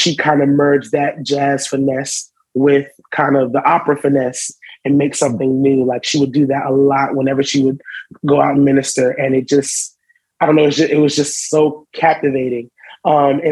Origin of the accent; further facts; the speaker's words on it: Charlotte, North Carolina, United States; also born or lived in Brooklyn, New York; I moved to Charlotte when I was about 8.